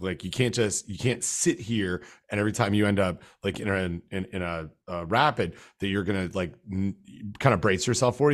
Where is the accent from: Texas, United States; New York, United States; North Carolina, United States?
North Carolina, United States; my home state